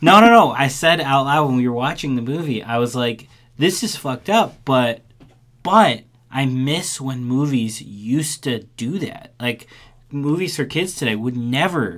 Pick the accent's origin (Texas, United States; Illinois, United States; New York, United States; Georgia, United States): Illinois, United States; Chicago; I grew up in in Chicago